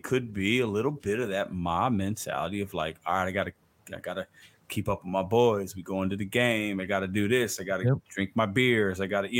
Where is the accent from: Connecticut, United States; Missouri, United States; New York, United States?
Missouri, United States; St. Louis; also born or lived in Chicago, Illinois; Well, I was born in Chicago. I'm a Cubs fan, right? I live in St. Louis. Majority of my life, I've been in St. Louis.